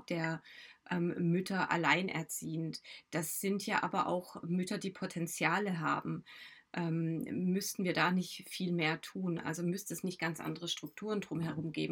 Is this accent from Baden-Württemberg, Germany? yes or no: yes; Baden-Württemberg, Germany; Ich bin in Baden-Württemberg aufgewachsen.